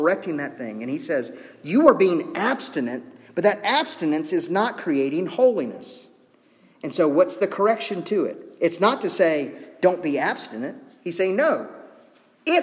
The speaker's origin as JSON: {"language": "English", "country": "United States", "said": "as American citizens"}